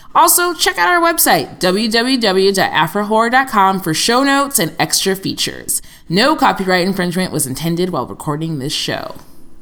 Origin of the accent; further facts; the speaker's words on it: Michigan, United States; I'm from Michigan